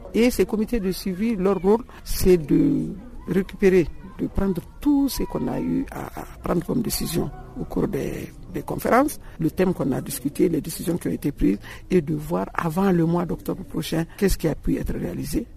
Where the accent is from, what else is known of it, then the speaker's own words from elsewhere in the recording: Mali; je suis malienne